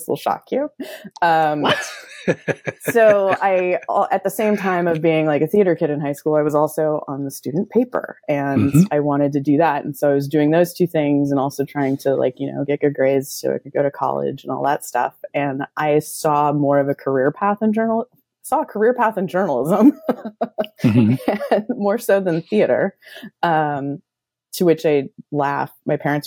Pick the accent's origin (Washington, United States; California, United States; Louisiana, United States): California, United States; the Bay Area; also born or lived in Central Coast, California; I grew up in the Bay Area, and I went to college on the Central Coast in California.